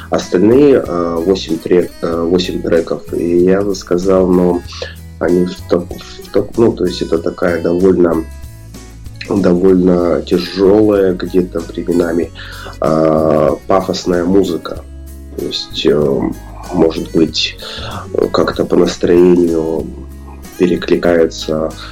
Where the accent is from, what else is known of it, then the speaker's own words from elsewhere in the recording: Irkutsk, Irkutsk Oblast, Russia; с природой э, мо моего края, где я вырос, я сам из Иркутска